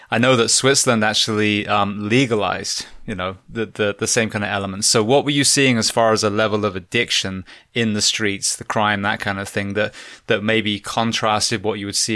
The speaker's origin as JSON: {"language": "English", "region": "England", "country": "United Kingdom", "said": "just like yourself, as a, as an Englishman, I'm like, where are all the Aboriginal people?"}